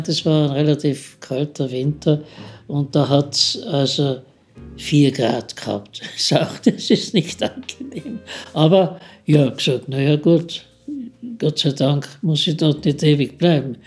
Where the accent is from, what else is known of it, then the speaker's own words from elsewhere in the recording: Austria; also born or lived in Vienna; bei uns in Österreich